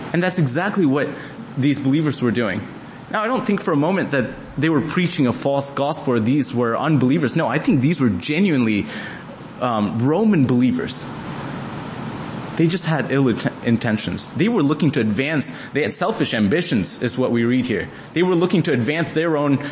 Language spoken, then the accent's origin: English; Dallas, Texas, United States; Me being from Dallas, grew up to be a Dallas Cowboys fan.